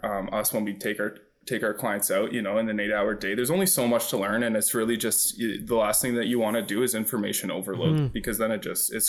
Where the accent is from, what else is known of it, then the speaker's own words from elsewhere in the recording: Georgetown, Ontario, Canada; I grew up in Georgetown.